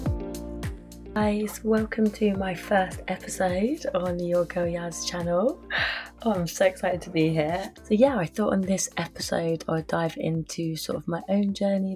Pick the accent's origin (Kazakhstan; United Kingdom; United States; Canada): United Kingdom; Surrey, South East England; moved away as an adult; now in Byron Bay, Australia; I'm from Surrey in England, just outskirts of London